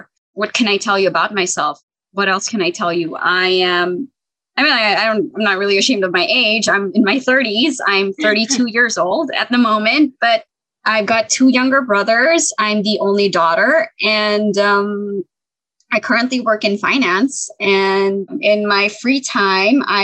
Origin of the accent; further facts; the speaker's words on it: Dubai, United Arab Emirates; first language English; I was born and raised here in Dubai, UAE